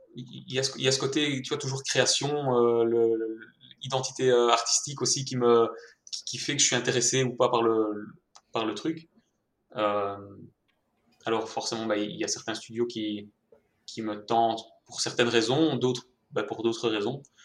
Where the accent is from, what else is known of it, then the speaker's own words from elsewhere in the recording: Mons, Wallonia, Belgium; accent: Belgian; je suis belge, si jamais ça ne s'était pas encore entendu à l'accent